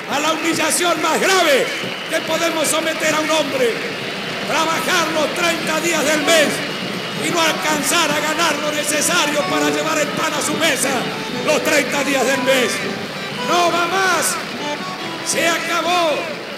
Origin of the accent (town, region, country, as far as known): Argentina